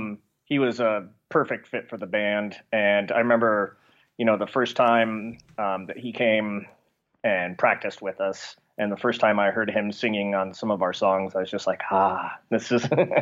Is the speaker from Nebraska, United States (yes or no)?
yes; Nebraska, United States; growing up in Nebraska, you know, any major town is 8 hours away.